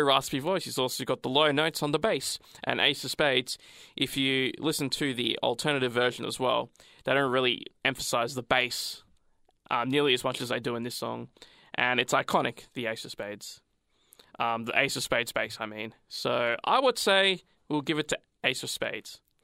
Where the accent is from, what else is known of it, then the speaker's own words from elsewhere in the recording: Australia; I'm Australian.